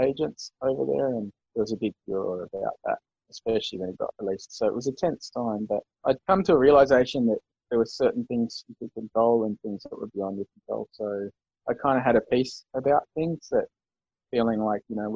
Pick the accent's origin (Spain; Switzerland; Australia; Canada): Australia